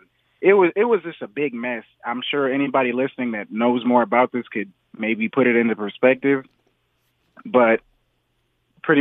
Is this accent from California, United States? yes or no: yes; Torrance, California, United States; I'm from Torrance, but I'm out here in Beaumont right now at work.